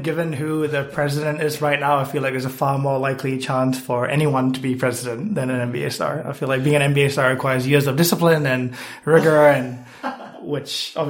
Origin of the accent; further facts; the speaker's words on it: Malaysia; now in United States; I am originally from Malaysia, and prior to moving to the US, I lived in 7+ countries. So been here for 4 years and love it.